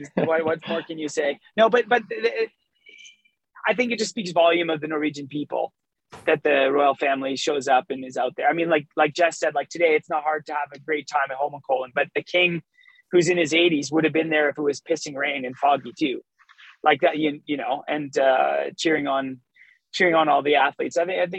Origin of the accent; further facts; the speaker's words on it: Canada; But as a Canadian meeting the king, you know, you're just so in shock